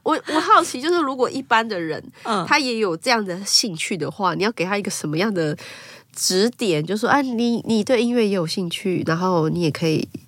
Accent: Taiwan; 我是台湾人，我一定要说我是台湾人

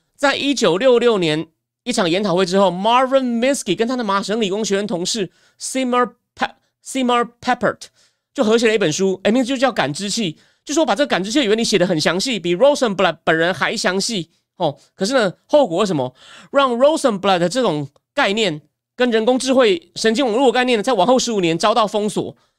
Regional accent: Taichung, Taiwan; now in Taipei, Taiwan; 虽然我在台中出生长大，不过我的户籍已经迁到台北市了

